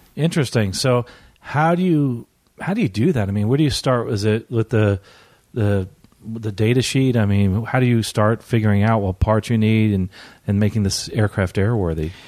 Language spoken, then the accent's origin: English; Treasure Island, Florida, United States; I'm here reporting from Florida, actually, my, uh, hometown of Treasure Island.